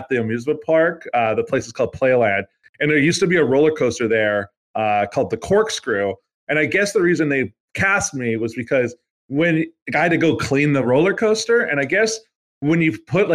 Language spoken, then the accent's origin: English; Canada; as a Canadian, I'm not saying my family's history is good